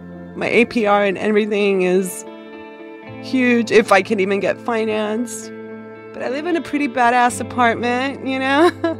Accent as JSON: {"language": "English", "region": "Mexico City", "country": "Mexico", "tie": "born or raised there", "moved": "yes", "lives_now": "United States", "said": "So I'm an immigrant. I was born and raised in Mexico City, but my parents are from all over, you know, Central America."}